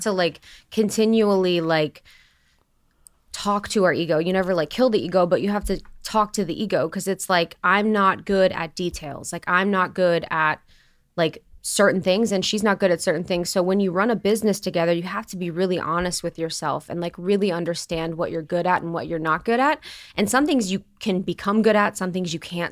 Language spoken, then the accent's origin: English; Ohio, United States; growing up in Ohio